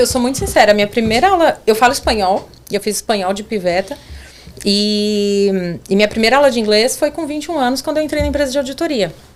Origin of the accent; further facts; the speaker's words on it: São Paulo, Brazil; moved away as an adult; also born or lived in Orleans, Ontario; now in Canada; eu sou de São Paulo